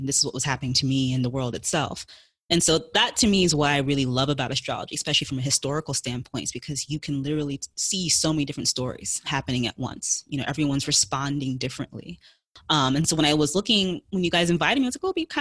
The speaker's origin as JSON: {"language": "English", "town": "New York City", "region": "New York", "country": "United States", "tie": "born or raised there", "said": "I am in New York City. Yep, born and raised"}